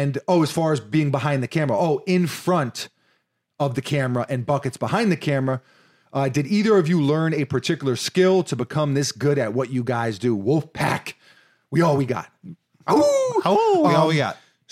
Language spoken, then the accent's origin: English; New York City, New York, United States; It's like, you know, growing up in New York City, it's like, Florida, it's paradise.